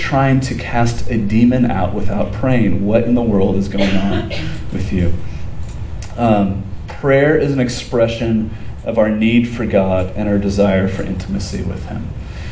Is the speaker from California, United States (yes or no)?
yes; Southern California, United States; we grew up in Southern California